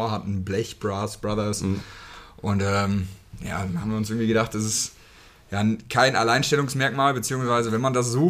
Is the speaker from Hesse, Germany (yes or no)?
yes; Hünfeld, Hesse, Germany; ähm, ja, komme auch aus einem Ortsteil, Malges. Ja. Und da aufgewachsen